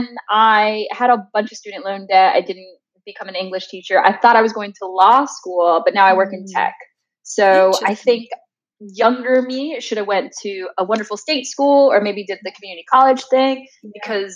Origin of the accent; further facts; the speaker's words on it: Los Angeles, California, United States; I grew up in LA, so shout out. And I'm of Mexican American descent.